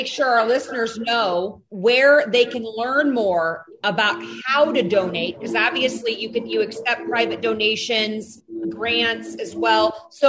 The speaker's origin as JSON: {"language": "English", "region": "Illinois", "country": "United States", "lives_now": "Montana, United States", "said": "And I'm not originally from Montana, and I am seeing some of the stuff he's referring to in that meeting back in Illinois."}